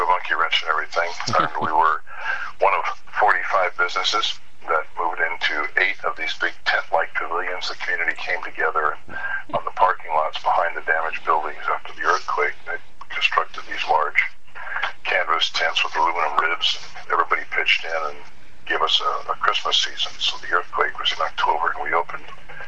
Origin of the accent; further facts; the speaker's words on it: San Jose, California, United States; I born and raised in San Jose